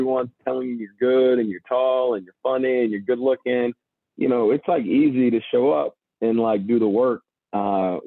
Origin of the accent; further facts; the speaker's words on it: Charlotte, North Carolina, United States; I grew up in North Carolina and played for an AAU basketball team called the Charlotte Royals